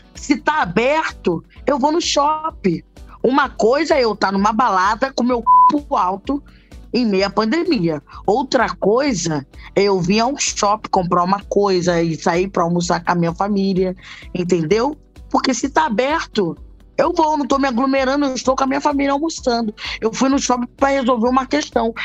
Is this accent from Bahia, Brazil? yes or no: no; Rio de Janeiro, Brazil; Eu moro em Bangu. Não, eu sou de cria de Bangu